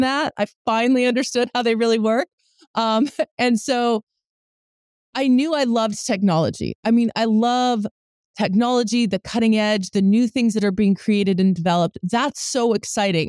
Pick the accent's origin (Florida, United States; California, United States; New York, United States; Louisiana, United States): California, United States; Bay Area; also born or lived in New Jersey; I grew up here